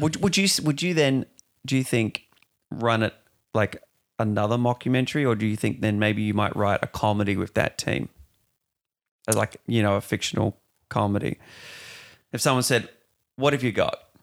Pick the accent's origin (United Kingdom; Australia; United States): Australia; Perth, Western Australia; moved away as an adult; I'm from Perth originally. I've been here three, four years